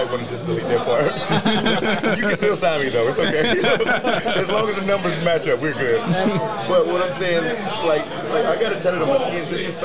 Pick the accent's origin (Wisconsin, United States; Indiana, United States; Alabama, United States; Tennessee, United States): Alabama, United States; Birmingham; moved away as an adult; also born or lived in Cleveland, Ohio / Aurora, Ohio; I grew up in the church. I'm from, like, Birmingham. I'm from the South